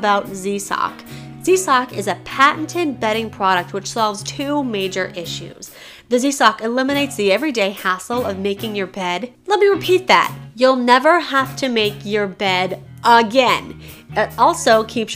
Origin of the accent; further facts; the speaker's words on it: Colorado, United States; I'm from Colorado, so I gotta support the home team.